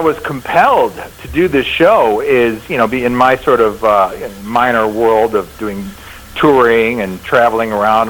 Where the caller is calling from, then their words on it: Boston, Massachusetts, United States; I'm calling you from Boston.